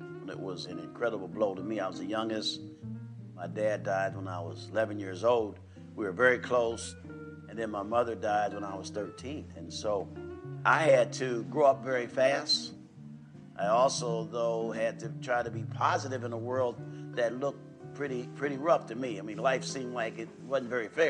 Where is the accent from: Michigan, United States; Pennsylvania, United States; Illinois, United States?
Pennsylvania, United States; Harrisburg; Growing up in Harrisburg, Pennsylvania